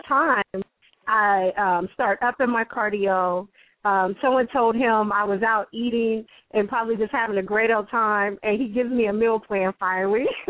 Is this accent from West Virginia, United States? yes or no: yes; West Virginia, United States; now in Columbus, United States; I'm originally from West Virginia, but have been in Columbus, Ohio for a very long time.